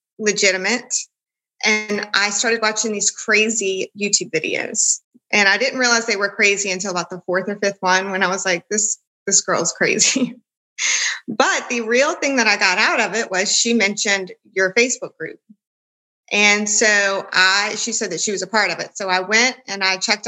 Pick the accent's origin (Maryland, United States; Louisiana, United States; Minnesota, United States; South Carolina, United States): Louisiana, United States; I'm from Louisiana